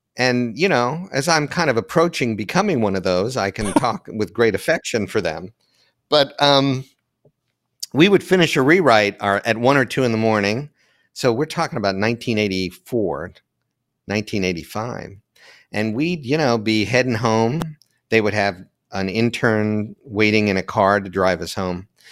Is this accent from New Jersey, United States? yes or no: no; London, Ohio, United States; moved away as an adult; also born or lived in New York City / Hudson Valley; growing up in Ohio